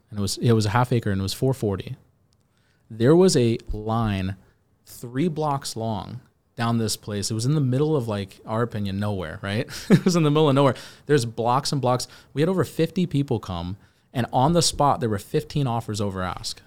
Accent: Virginia, United States; now in Miami, United States; I'm from Virginia

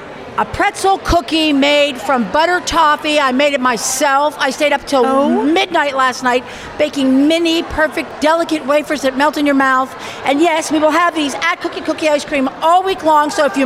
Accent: Pittsburgh, Pennsylvania, United States; because we're from Pittsburgh.

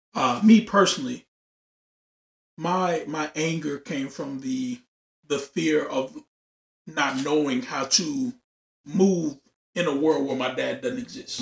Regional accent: Louisiana, United States; now in Texas, United States; I'm from Louisiana

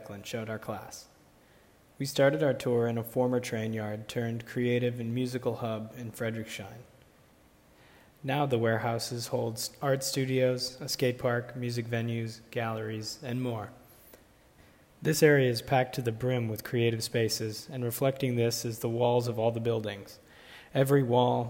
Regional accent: Chicago, Illinois, United States; I'm a rising senior at Colorado College. I'm a film major, and I'm from Chicago.

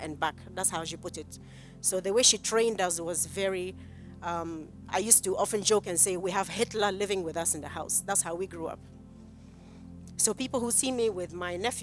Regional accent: Kumasi, Ashanti, Ghana; I grew up in Kumasi

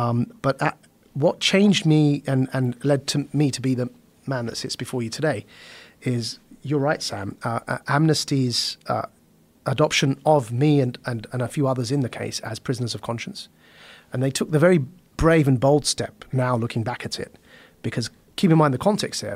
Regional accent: Essex, East of England, United Kingdom; I was born and raised in Essex in the United Kingdom

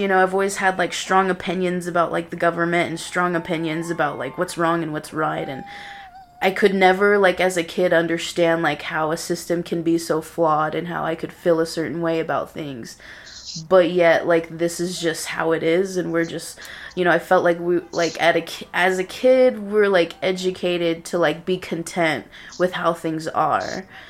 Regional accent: Napa Valley, California, United States; born there; now in Lubbock, United States; I'm originally born in Napa Valley, California, but like, my family is basically from, like, California and Texas.

